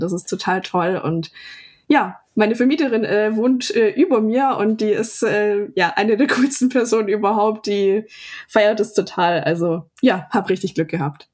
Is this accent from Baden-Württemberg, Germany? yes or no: yes; Ludwigsburg, Baden-Württemberg, Germany; in meiner Heimatstadt